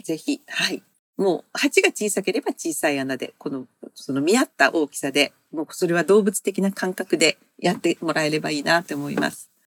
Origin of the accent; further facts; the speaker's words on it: Yamaguchi, Japan; moved away as an adult; now in Tokyo, Japan; 私、山口であの生まれ育って